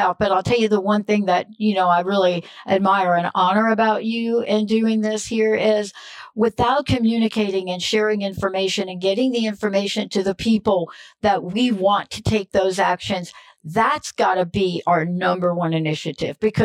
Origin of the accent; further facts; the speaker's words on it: United States; also born or lived in New Jersey; now in Seattle, United States; I'm from New York. I know they're telling you I live in Seattle. Yeah, that's true. But I'm born and raised in New York and New Jersey